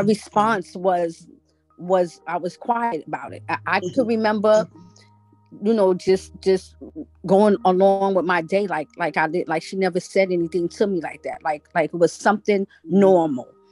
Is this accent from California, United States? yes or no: no; New York City, New York, United States; I grew up in Brooklyn